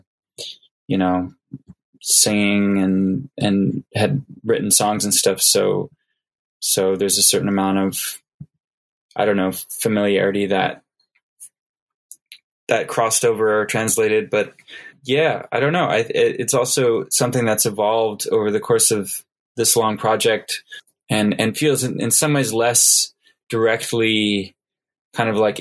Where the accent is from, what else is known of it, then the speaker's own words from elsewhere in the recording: just outside of Chicago, Illinois, United States; now in Los Angeles, United States; I grew up in the Midwest, like just outside of Chicago